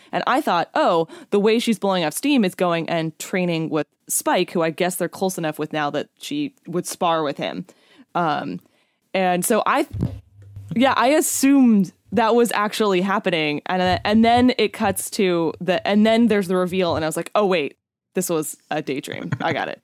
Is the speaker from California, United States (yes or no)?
yes; California, United States; I'm from California, born and raised